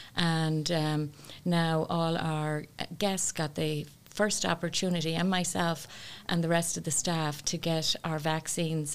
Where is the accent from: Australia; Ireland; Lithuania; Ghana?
Ireland; now in United States; as a young person growing up in Ireland